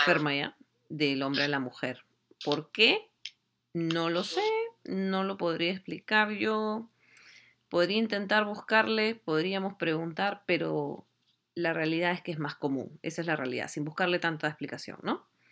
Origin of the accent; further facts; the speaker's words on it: Lima, Peru; nosotros somos de Lima